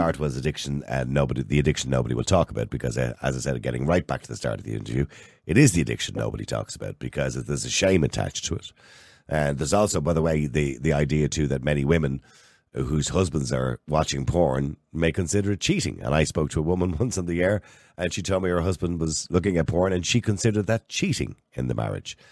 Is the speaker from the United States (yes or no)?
no; Ireland; we're Irish.